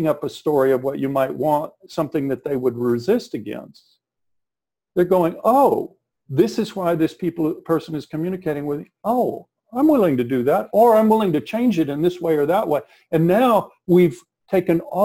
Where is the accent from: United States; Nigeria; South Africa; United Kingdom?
United States; South Texas; I'm from South Texas